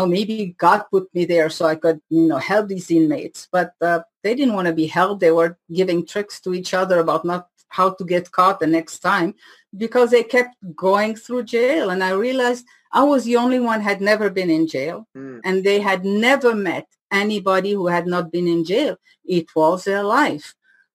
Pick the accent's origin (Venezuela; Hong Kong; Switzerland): Switzerland; accent: French from Switzerland, half Indian; first language French; English is a second language; moved away as an adult; also born or lived in Paris, France / India; now in United States; growing up in Switzerland